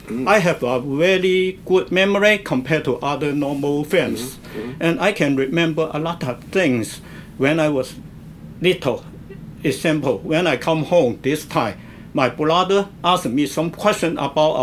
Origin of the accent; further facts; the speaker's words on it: Guangzhou, Guangdong, China; English is a second language; moved away; My hometown is Canton